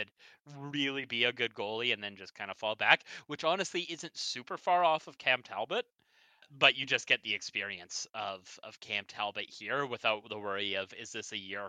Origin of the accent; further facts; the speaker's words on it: Sault Ste. Marie, Ontario, Canada; I'm from the Sioux